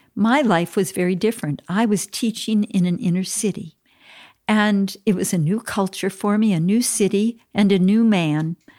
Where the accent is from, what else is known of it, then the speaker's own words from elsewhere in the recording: Minneapolis, Minnesota, United States; I was born in Minneapolis, Minnesota